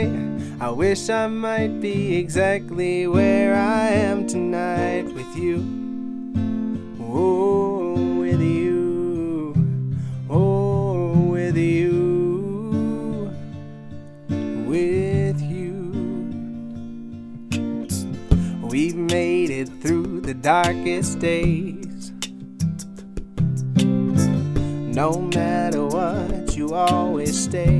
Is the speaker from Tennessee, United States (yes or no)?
yes; Nashville, Tennessee, United States; I'm from Nashville, Tennessee